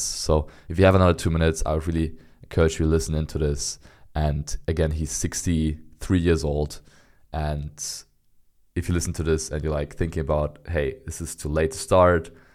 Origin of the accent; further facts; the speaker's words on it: Berlin, Germany; I'm born and raised in Berlin, which is the capital of, of Germany